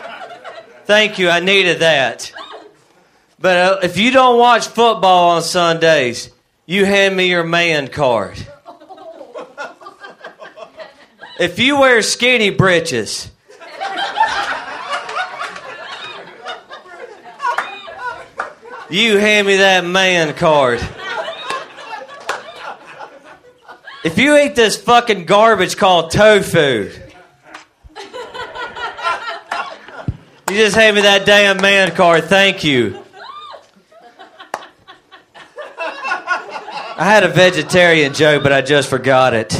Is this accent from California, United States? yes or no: no; Hattiesburg, Mississippi, United States; moved away